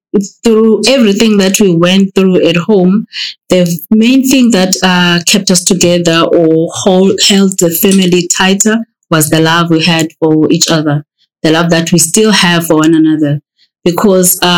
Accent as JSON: {"language": "English", "town": "Butterworth", "region": "Eastern Cape", "country": "South Africa", "also_born_or_lived": "East London", "moved": "as an adult", "lives_now": "Johannesburg, South Africa", "said": "I'm from Butterworth."}